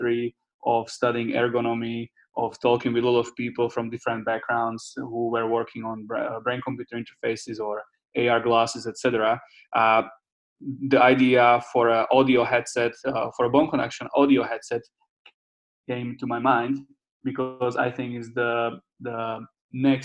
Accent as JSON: {"language": "English", "country": "Slovakia", "tie": "born or raised there", "also_born_or_lived": "California, United States / Netherlands", "second_language": "English", "moved": "as an adult", "lives_now": "Prague, Czech Republic", "said": "I'm from Slovakia originally, but I studied 1 year in the US, in California, and then 3 years in the Netherlands. And now we are based in Czech Republic in Prague."}